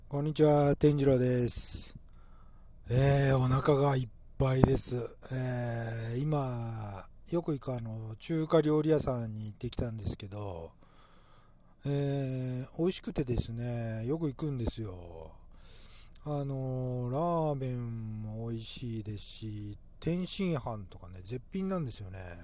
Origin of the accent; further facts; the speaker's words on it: Nagoya, Aichi, Japan; 私の地元はですね、えー、愛知県名古屋市なのです